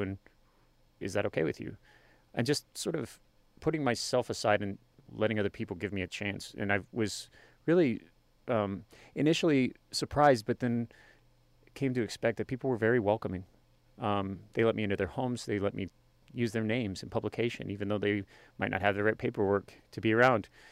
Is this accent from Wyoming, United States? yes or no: yes; Worland, Wyoming, United States; also born or lived in Colorado; did, uh, kindergarten through high school in Warland, Wyoming